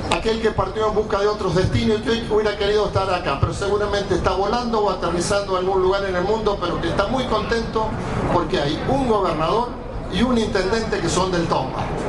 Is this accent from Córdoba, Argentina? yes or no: yes; Chazón, Córdoba, Argentina; now in Guaymallén, Argentina; En mi pueblo natal, Chazón